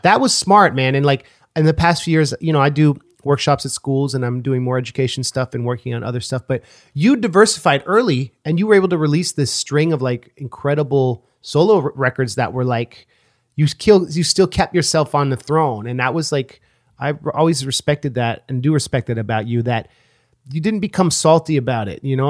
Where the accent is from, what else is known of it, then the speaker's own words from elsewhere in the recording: Oakland, California, United States; I was from Oakland